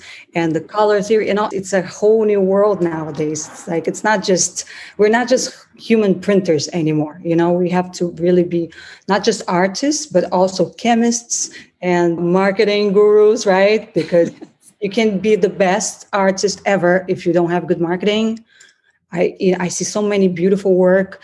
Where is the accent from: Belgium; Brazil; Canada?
Brazil; first language Portuguese; English is a second language; moved away as an adult; also born or lived in United States; now in Miami Beach, United States; I'm originally from Brazil, from Italian family.